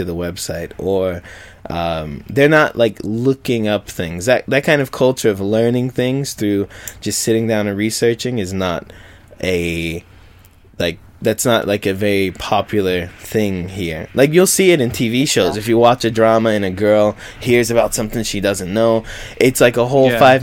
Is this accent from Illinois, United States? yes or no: no; Texas, United States; now in Japan; we're from Texas